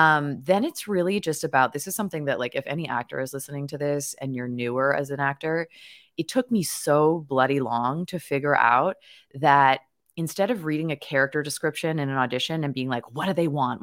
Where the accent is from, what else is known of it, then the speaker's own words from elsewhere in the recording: Victoria, British Columbia, Canada; I was born and raised in Victoria, B C, Canada